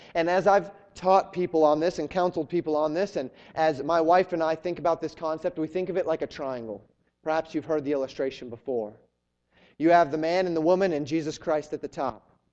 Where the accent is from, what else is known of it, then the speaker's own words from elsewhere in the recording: Colorado, United States; moved away as an adult; also born or lived in Florida; I'm a Western guy. I grew up in Colorado.